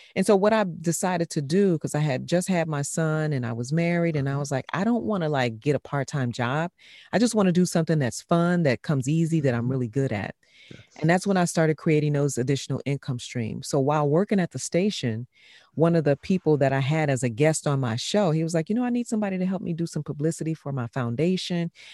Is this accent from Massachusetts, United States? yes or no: no; Chicago, Illinois, United States; moved away; born and raised in Chicago